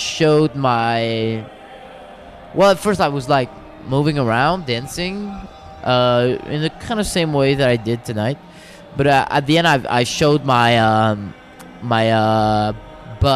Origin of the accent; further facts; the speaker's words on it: Quebec, Canada; I prefer Quebecer because I don't feel Canadian.